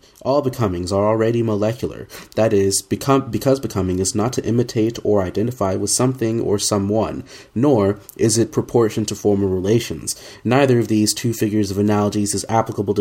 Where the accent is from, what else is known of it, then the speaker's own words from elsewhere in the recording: Oklahoma, United States; growing up in Oklahoma in the Southern Baptist household